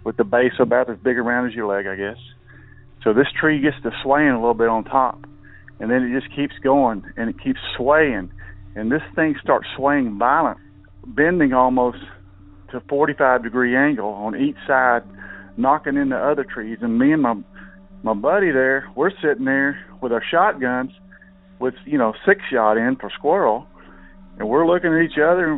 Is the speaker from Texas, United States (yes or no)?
yes; Northeast Texas, United States; I'm from Northeast Texas